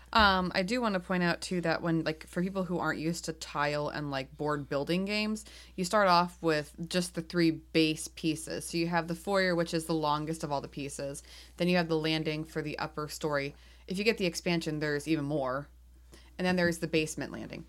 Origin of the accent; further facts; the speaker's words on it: New England, United States; we're from New England, Jack and I.